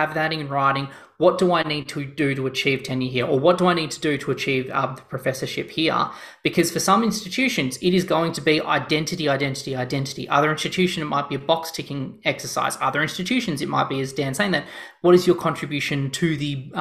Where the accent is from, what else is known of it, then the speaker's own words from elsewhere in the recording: Australia; I'm Australian